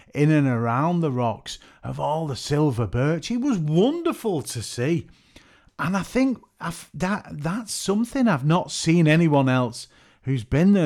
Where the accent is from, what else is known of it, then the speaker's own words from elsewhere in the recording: Merseyside / Lancashire, North West England, United Kingdom; I'm from the Northwest. They call it Merseyside, but I always like to feel I'm from Lancashire